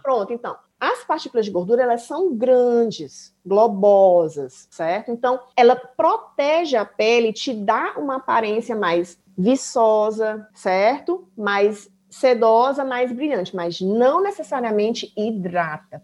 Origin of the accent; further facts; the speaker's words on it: Brazil; moved away as an adult; now in Germany; eu sou do Brasil, eu tô aprendendo alemão